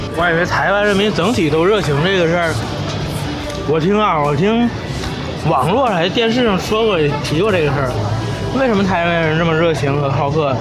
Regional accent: Northeast China, China; 我们两个东北人

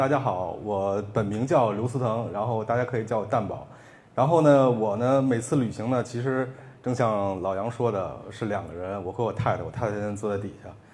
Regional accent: Beijing, China; 北京国安队，因为这是我家乡的球队

